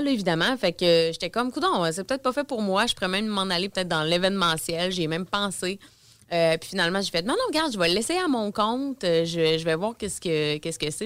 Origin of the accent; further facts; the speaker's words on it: Beauce, Quebec, Canada; moved away as an adult; now in Quebec City, Canada; je viens dans le fond de la Beauce